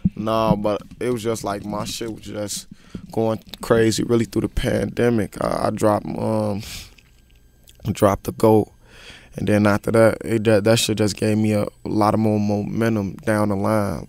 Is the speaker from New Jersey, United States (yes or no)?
no; Chicago, Illinois, United States; born or raised there